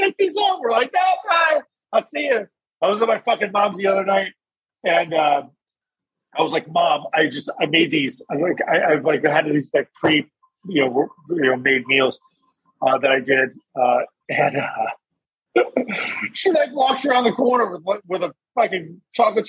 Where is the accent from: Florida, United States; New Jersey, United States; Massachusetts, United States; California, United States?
New Jersey, United States; moved away; I'm from New Jersey originally